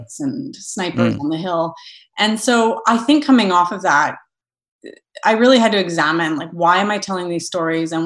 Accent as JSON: {"language": "English", "town": "Thunder Bay", "region": "Ontario", "country": "Canada", "tie": "born or raised there", "said": "I grew up in Thunder Bay, Ontario"}